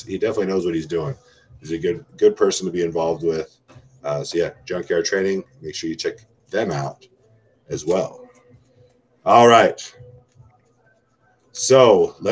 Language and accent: English; Palmdale, California, United States; moved away as an adult; I'm from Palmdale, California